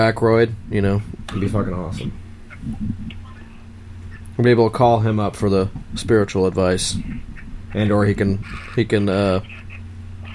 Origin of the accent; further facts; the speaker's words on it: New York, United States; I'm from New York, too.